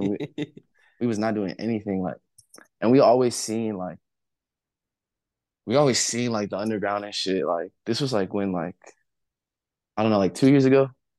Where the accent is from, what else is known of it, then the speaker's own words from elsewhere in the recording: Covina, California, United States; also born or lived in Pasadena / Los Angeles; I grew up like 20 from here. It's in a city called Covina